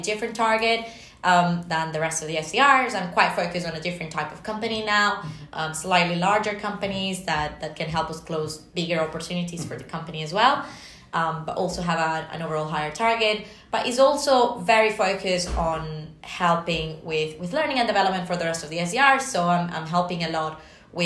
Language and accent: English; Venezuela; moved away; my home country